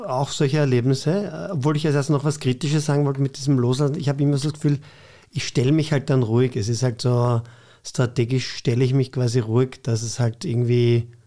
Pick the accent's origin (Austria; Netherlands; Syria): Austria; Vienna; Ich bin in Floridsdorf aufgewachsen, das ist ein bisschen anders.